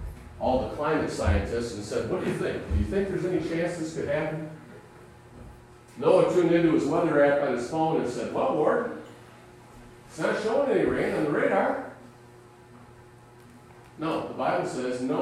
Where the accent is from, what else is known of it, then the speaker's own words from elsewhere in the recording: United States; We as American Christians